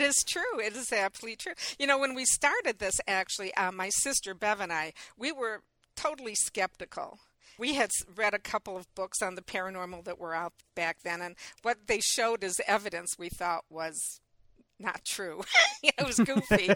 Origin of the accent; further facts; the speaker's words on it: Michigan, United States; it's my home state